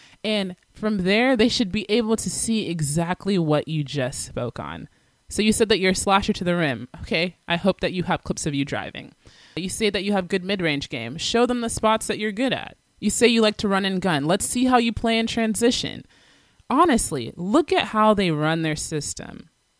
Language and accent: English; Atlanta, Georgia, United States; I'm from Atlanta, Georgia, and this is the position I play.